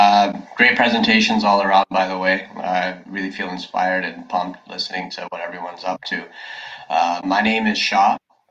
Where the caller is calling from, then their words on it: Toronto, Ontario, Canada; I'm speaking from Toronto, Canada, down over here.